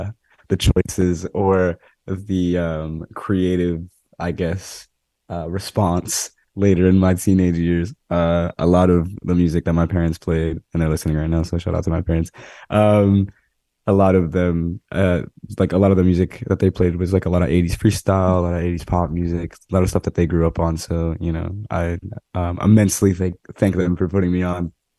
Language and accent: English; Monroe, Connecticut, United States; Well, specifically, I grew up in Fairfield County. I grew up in Monroe, Connecticut, around the Trumbull and Newtown area.